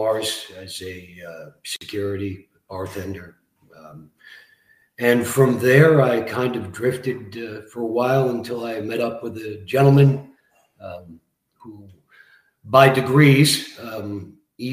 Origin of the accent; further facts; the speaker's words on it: Barrie, Ontario, Canada; also born or lived in Scarborough, Ontario; So I grew up in Barrie, Ontario. Arrived there in 1978 from Scarborough. Young kid